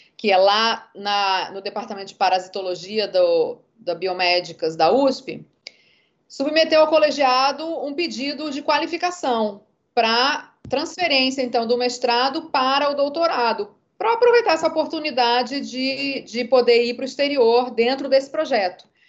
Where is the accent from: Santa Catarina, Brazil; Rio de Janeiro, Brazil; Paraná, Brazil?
Rio de Janeiro, Brazil; moved away as an adult; also born or lived in São Paulo / England; now in Salvador, Brazil; sou nascida em São Paulo, criada no Rio de Janeiro, moradora da Bahia já tem 23 anos.